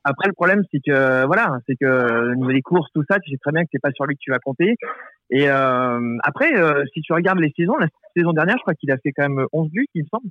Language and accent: French; Saint-Étienne, Auvergne-Rhône-Alpes, France; je suis né à Saint-Etienne, donc c'est depuis que je suis gamin